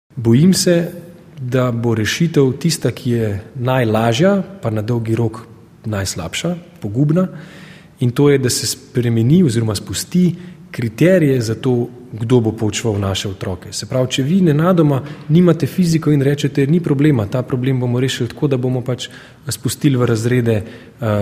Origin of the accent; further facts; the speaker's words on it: Slovenia; Jaz tudi znam govoriti slovensko, se sem rojen v Sloveniji